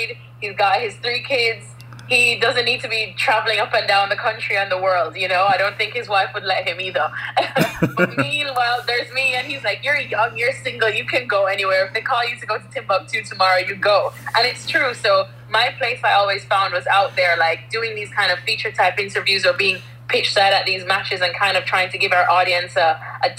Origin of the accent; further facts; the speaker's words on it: Jamaica; moved away as an adult; also born or lived in United States; now in England, United Kingdom; growing up in Jamaica